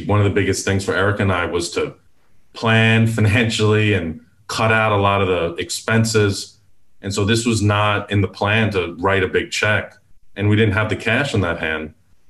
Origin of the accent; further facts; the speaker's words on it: Houston, Texas, United States; And I'm from Houston.